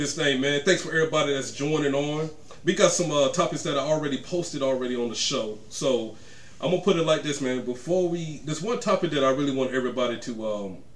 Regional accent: Georgia, United States; I'm from Georgia

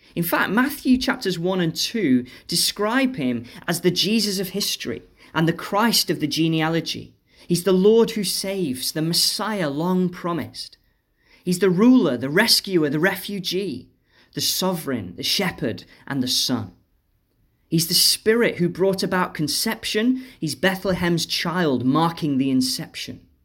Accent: Stoke-on-Trent, West Midlands, United Kingdom; my hometown of Stoke

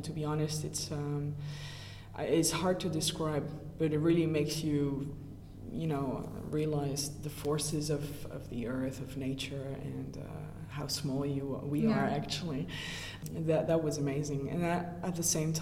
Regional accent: Brussels, Brussels-Capital Region, Belgium; moved away; I already knew French because I grew up in Brussels, so I am used to a French-speaking environment

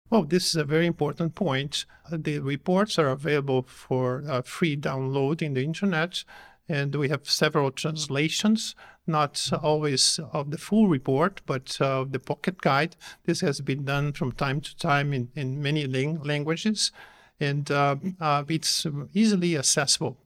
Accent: Brazil; I come from Brazil

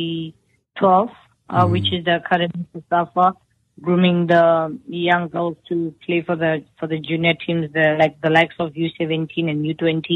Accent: Randfontein, Gauteng, South Africa; moved away as an adult; now in United States; I'm from a small township called Mohlakeng, and it's in the town of Randfontein in the Rand West.

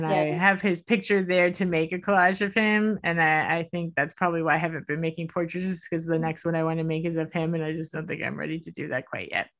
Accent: Miami, Florida, United States; I grew up in Miami

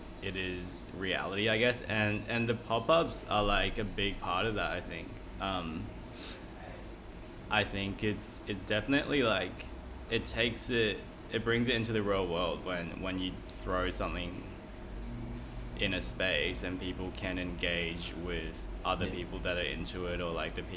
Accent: Brisbane, Queensland, Australia; moved away as an adult; also born or lived in Taipei, Taiwan; now in Sydney, Australia; I lived the next 9 years of my life in Taiwan, Taipei, Taiwan. And moved back to Brisbane when I was 9 with my family. Finished high school there in 2009 and moved to Sydney for uni.

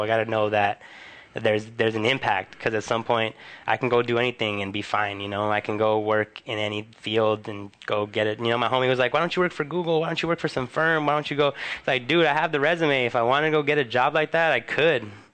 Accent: Huntington Park, California, United States; on Pacific Boulevard in my hometown

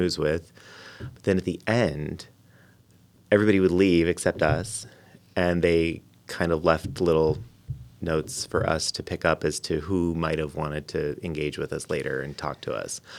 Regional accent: Lorain, Ohio, United States; also born or lived in Cincinnati; I grew up near Cleveland

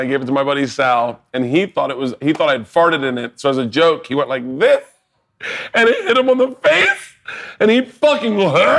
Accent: Florida, United States; I grew up in Florida.

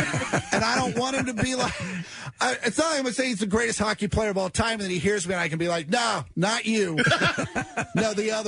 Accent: Kansas, United States; I'm from Kansas.

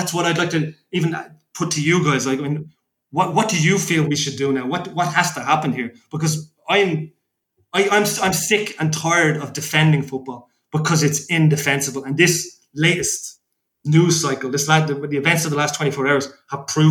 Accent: Dublin, Leinster, Ireland; a fellow who grew up in Dublin

